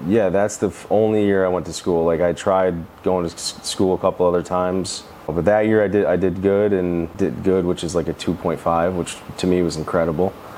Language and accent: English; Adams, New York, United States; also born or lived in California; I'm from Adams, New York, which is about an hour south of Canada. Grateful to be from upstate New York